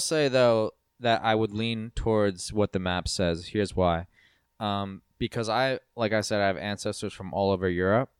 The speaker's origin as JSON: {"language": "English", "region": "East Coast", "country": "United States", "said": "a white American from the East Coast"}